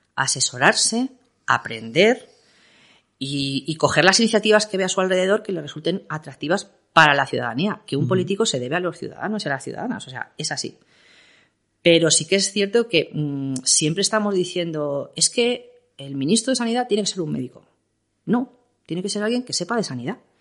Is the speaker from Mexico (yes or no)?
no; Castilla-La Mancha, Spain; now in Madrid, Spain; siendo yo una manchega recalcitrante